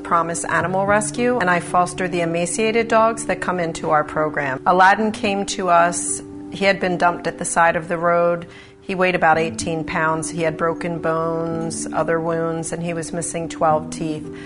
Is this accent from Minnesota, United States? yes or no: no; Haddonfield and North Wildwood, New Jersey, United States; I'm from Haddonfield and North Wildwood, New Jersey